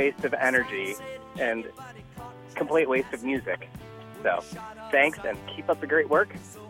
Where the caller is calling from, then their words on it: Berwyn, Illinois, United States; I'm calling from Berwyn, Illinois